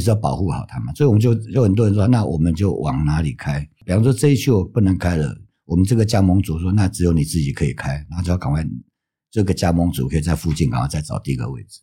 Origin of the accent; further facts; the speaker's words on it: Taiwan; 我们台湾人